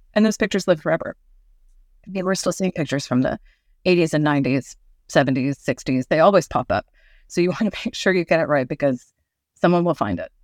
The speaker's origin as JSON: {"language": "English", "region": "Northern California", "country": "United States", "tie": "born or raised there", "said": "I grew up in Northern California"}